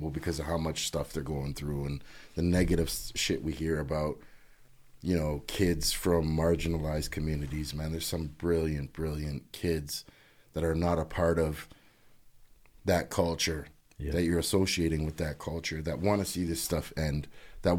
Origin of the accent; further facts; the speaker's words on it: Canada; I'm Canadian through and through